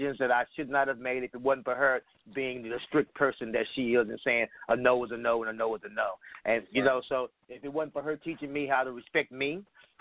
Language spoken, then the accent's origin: English; Texas, United States; I'm 40, and I grew up in Texas, in the South